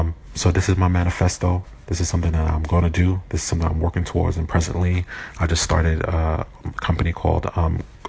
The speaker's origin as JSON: {"language": "English", "town": "New York City", "region": "New York", "country": "United States", "tie": "born or raised there", "said": "I was born in Brooklyn, New York in 1980, September 12th."}